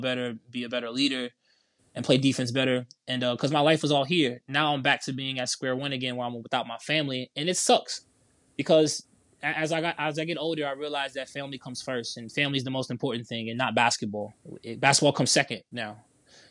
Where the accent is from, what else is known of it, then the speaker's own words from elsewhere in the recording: New Orleans, Louisiana, United States; we're from New Orleans